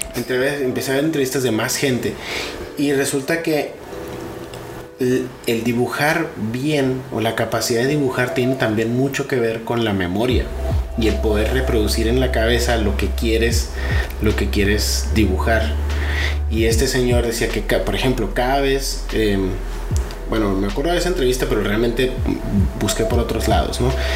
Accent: Sonora, Mexico; also born or lived in Jalisco; now in Monterrey, Mexico; Yo nací en, Jalisco, pero me crié realmente en Sonora. A los seis años me fui a Sonora.

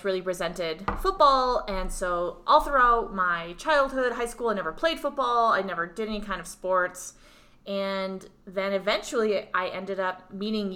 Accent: Massachusetts, United States; now in Denver, United States; we're actually from Massachusetts

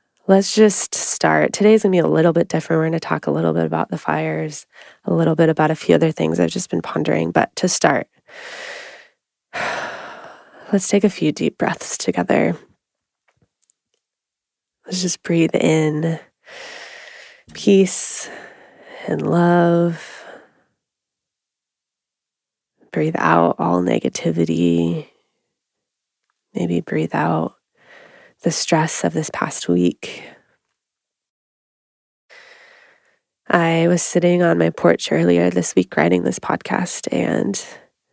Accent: Oregon, United States; we both have been born and raised in Oregon

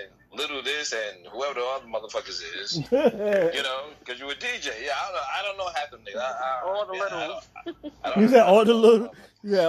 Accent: New York City, New York, United States; because I'm from Brooklyn

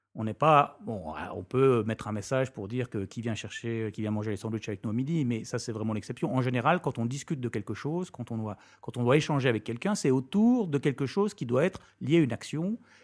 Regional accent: France; moved away as an adult; also born or lived in United States / London / Belgium; now in Brussels, Belgium; je suis français.

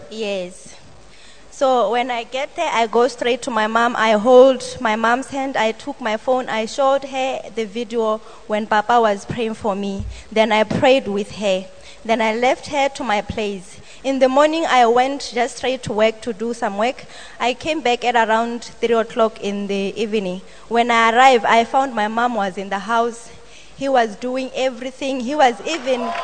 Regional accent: Botswana; I come from Botswana.

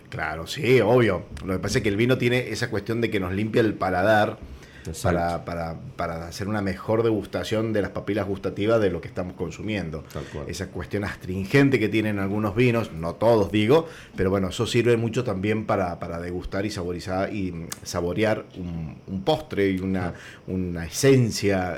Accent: Mendoza, Argentina; yo digo de mi casa, que somos todos mendocinos

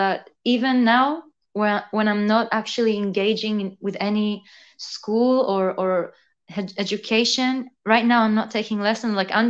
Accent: Israel; accent: mix of everything, mostly Israeli; also born or lived in San Francisco, United States / Melbourne, Australia; So I was born in San Francisco. And then when I was two, I moved to Israel. And when I was 10, I moved to Melbourne, Australia. And then when I was 16, I moved to Israel again.

